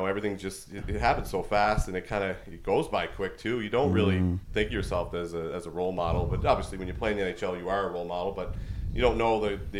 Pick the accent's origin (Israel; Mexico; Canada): Canada; New Glasgow, Nova Scotia; You know, it's a very small town. Everyone knows everybody. You know, we played hockey. Colin White and myself grew up together playing with each other. So We got a lot of memories back home.